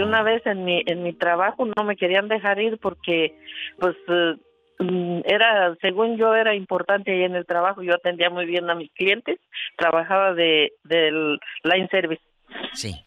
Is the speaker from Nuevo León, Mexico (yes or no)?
no; La Soledad, municipality of Chavinda, Michoacán, Mexico; Yo crecí en la Soledad